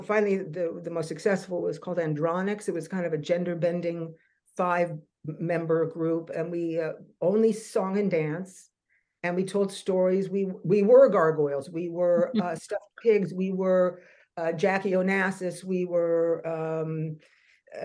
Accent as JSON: {"language": "English", "region": "California", "country": "United States", "tie": "born or raised there", "also_born_or_lived": "New York / London", "moved": "as an adult", "lives_now": "Montreal, Canada", "said": "I'm from California, always danced, did the musical theaters in school, and then went off early to first New York and then to London"}